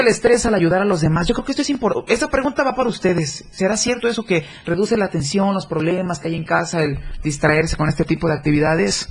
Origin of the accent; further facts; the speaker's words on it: Chiapas, Mexico; somos eh, chiapanecos para empezar, ¿no? Somos hermanos de tierra, compartimos territorio